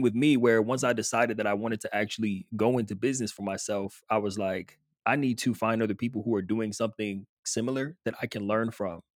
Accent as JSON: {"language": "English", "region": "Southern California", "country": "United States", "tie": "born or raised there", "moved": "as an adult", "said": "grew up in Southern California"}